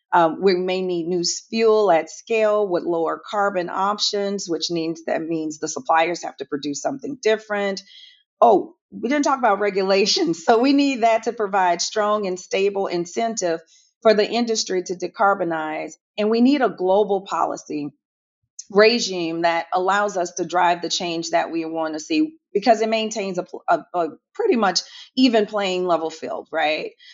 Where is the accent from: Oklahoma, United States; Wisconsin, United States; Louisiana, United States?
Louisiana, United States; New Orleans; now in Houston, United States; I am originally from New Orleans, Louisiana. I am based in Houston